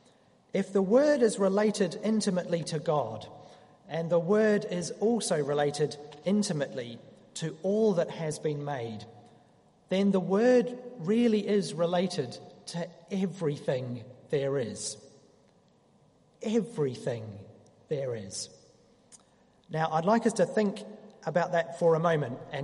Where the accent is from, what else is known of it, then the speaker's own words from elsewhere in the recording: New Zealand; moved away; As a Kiwi